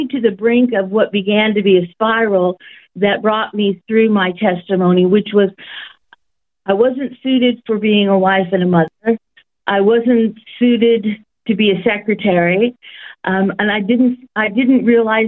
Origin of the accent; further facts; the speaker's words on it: San Jose, California, United States; now in Australia; I was born in a place that nobody really knew of at that time, called San Jose, California